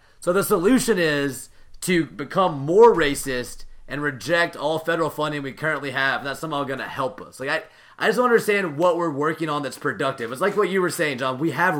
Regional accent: Mississippi, United States; born or raised there

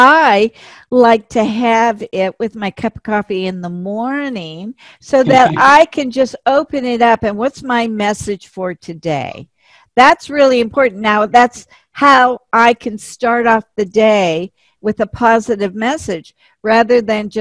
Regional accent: United States; now in California, United States; being an American

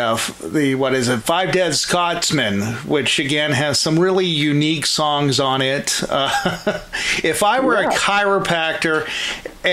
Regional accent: Pittsburgh, Pennsylvania, United States; I'm from the Pittsburgh area

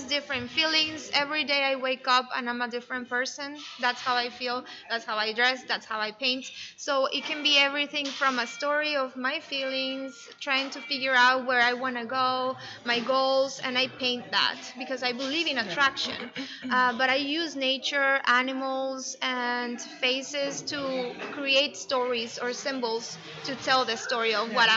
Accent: Torreón, Coahuila, Mexico; moved away; also born or lived in San Antonio, Texas, United States; I was born in San Antonio, but I was raised in Mexico, in Torreón, Coahuila.

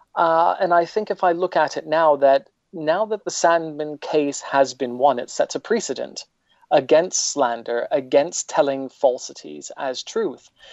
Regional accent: upstate New York, United States; now in United Kingdom; I was born in New York, not the city, but upstate

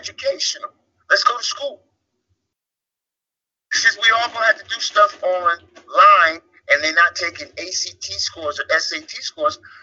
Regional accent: Orange County, California, United States; moved away as an adult; also born or lived in Washington State / New York; I grew up in Orange County, California, which is a story in and of itself.

